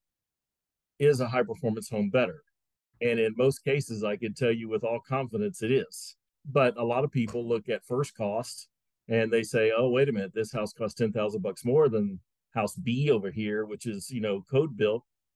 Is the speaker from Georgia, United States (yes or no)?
yes; Atlanta, Georgia, United States; I was born and raised in Atlanta, Georgia. I'm four generations from Atlanta, Georgia